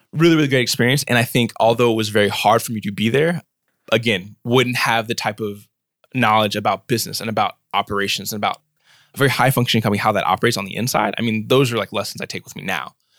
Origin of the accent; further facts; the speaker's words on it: Washington, District of Columbia, United States; moved away as an adult; now in Berkeley, United States; I was born and raised in Southeast Washington, D C